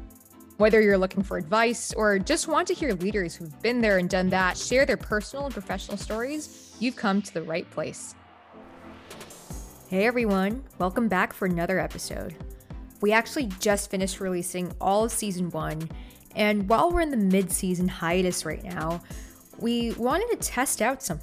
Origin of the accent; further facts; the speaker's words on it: Bay Area, California, United States; I grew up in the Bay Area. So as you can imagine, Asian American identity has always been something that's been at the back of my mind for me.